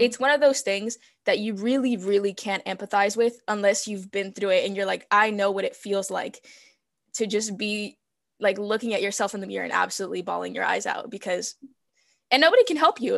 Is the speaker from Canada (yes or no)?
no; California, United States; first language Spanish; English is a second language; also born or lived in Mexico; I was born in California